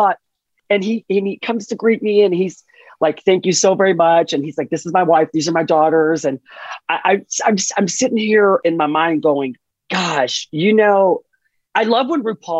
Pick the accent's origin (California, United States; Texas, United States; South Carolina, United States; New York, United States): Texas, United States; being a Texan, gosh, I've always been so proud to say that this is home for me